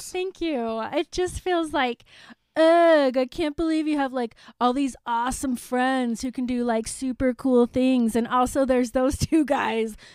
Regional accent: Salt Lake City, Utah, United States; I grew up in Salt Lake

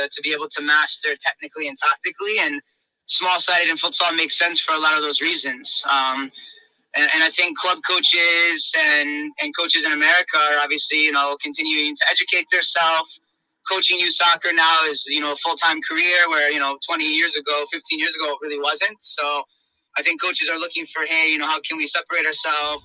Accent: South Florida, United States; moved away; I grew up in South Florida, so I played a little bit of futsal growing up

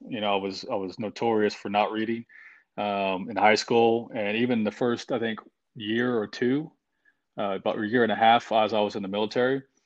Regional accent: Oklahoma, United States; moved away as an adult; I grew up in a small town in Oklahoma

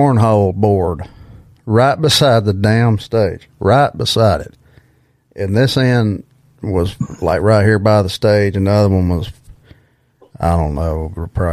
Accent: Alabama, United States; my hometown here in Alabama

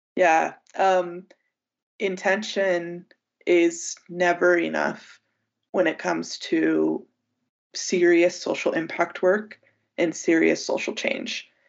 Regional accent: United States; as an American and as a Westerner

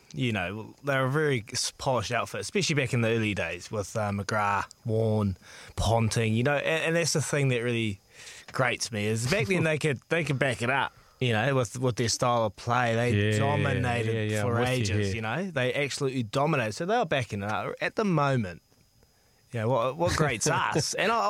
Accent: New Zealand

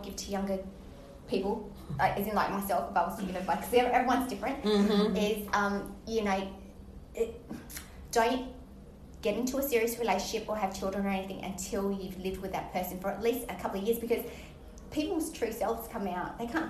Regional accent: Australia; accent: Australian; now in St. Petersburg, United States; You've got an Australian accent, but they were confused. I'm like, no, there's actually quite a lot of Asian people in Australi

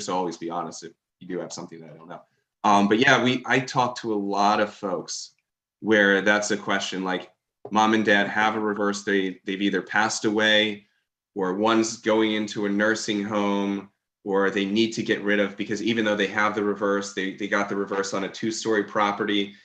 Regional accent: Maryland, United States; also born or lived in Baltimore; I grew up in Maryland

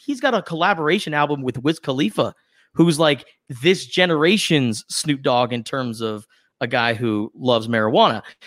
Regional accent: West Coast, United States; we grew up on the West Coast

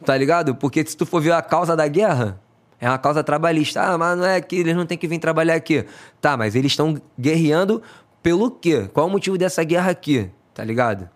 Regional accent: Rio de Janeiro, Brazil; na verdade eu sou do Conjuntão. Conju... Ah. Eu morava lá no Conjuntão, né? Sido criado no Conjuntão

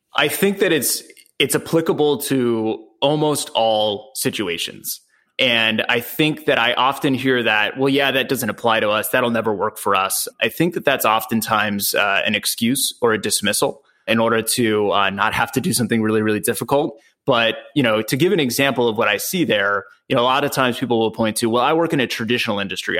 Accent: San Diego, California, United States; I'm from San Diego, California

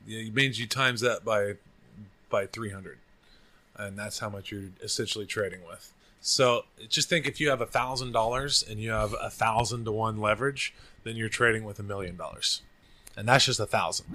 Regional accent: Oklahoma, United States; also born or lived in Austin, Texas; now in Bangkok, Thailand; I'm from Oklahoma.

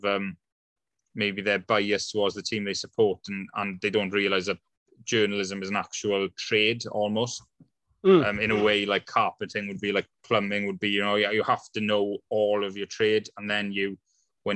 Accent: Wales, United Kingdom; as a Welshman

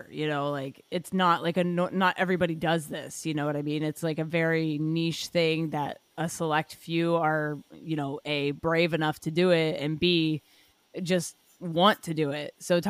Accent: Dubai, United Arab Emirates; So I grew up in Dubai. I studied film there.

